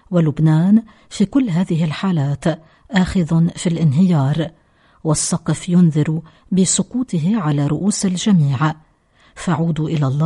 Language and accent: Arabic; Lebanon; هذا هو مكمن الشر عندنا في لبنان